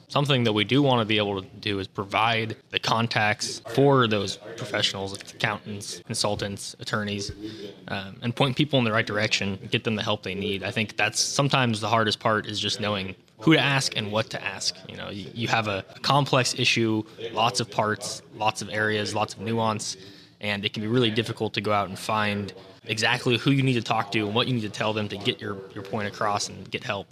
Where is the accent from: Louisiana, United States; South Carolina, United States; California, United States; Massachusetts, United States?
California, United States; Yolo County; I'm from Yolo County and have a background in agriculture.